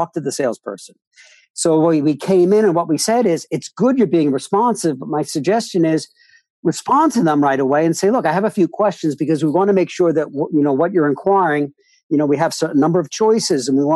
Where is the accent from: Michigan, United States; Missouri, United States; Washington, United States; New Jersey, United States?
New Jersey, United States; Northern; raised in Northern Jersey across from New York City